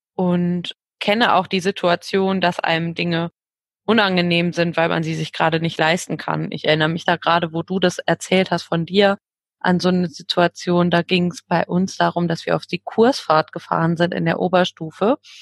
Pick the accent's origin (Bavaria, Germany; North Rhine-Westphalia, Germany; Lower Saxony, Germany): North Rhine-Westphalia, Germany; Ruhr area; ich komme aus dem Ruhrgebiet